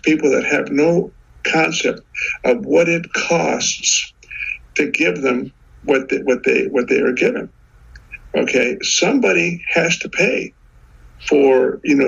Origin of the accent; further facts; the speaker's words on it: South Texas, United States; I'm from South Texas